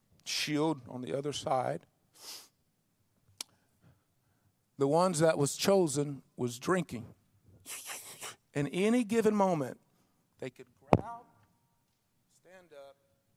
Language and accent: English; Mississippi, United States; You guys are in the country. I was raised in Mississippi. We had all kind of mud.